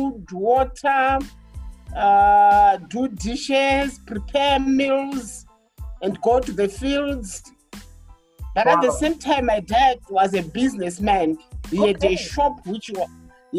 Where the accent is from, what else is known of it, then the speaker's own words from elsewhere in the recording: Masvingo, Zimbabwe; also born or lived in Mutare, Zimbabwe; we come from Mashingo province.